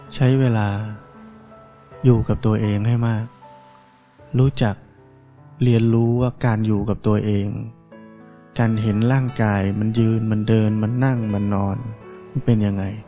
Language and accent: Thai; Thailand; เราได้เกิดมาในประเทศไทยนี้